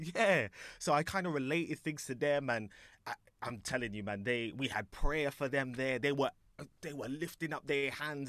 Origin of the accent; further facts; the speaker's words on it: London, United Kingdom; I was in Alperton, Alperton, Alperton. Wembley, Wembley around there.